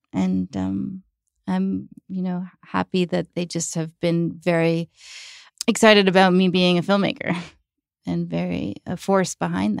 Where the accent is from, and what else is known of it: New York, United States; born or raised there